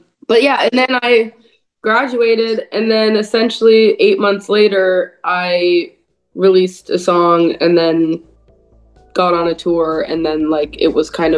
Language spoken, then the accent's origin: English; the Bay Area, California, United States; also born or lived in Lake Tahoe; my hometown in the Bay Area